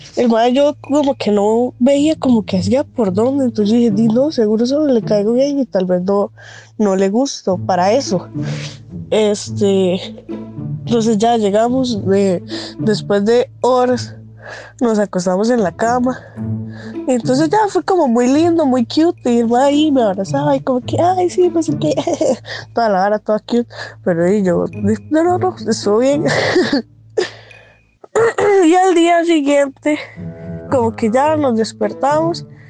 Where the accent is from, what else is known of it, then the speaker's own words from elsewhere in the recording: Heredia, Costa Rica; yo soy de Heredia